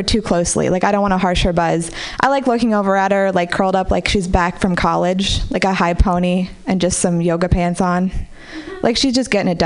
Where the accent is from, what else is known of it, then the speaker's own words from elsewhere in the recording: Marin City, California, United States; I grew up in Marin City